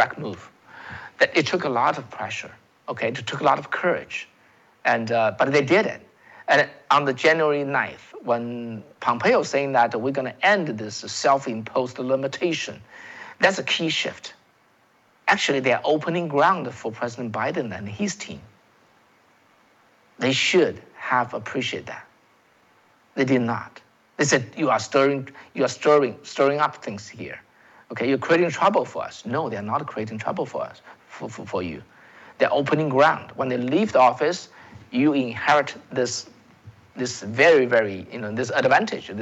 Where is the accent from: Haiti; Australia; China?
China; English is a second language; now in United States; I came from China, folks. I came from China